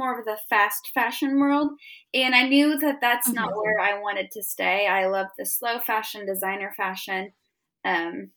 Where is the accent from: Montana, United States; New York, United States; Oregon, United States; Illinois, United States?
Illinois, United States; I grew up in the Midwest in Illinois